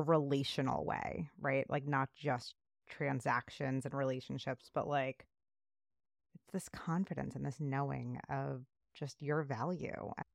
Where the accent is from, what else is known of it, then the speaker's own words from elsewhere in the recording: New York City, New York, United States; I grew up in New York City